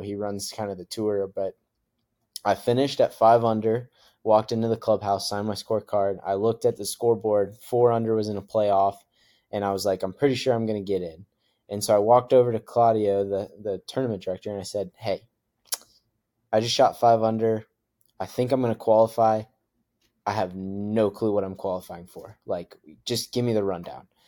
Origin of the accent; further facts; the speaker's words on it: Idaho, United States; growing up in Idaho and, and going through all of that. So uh, we moved there when I was little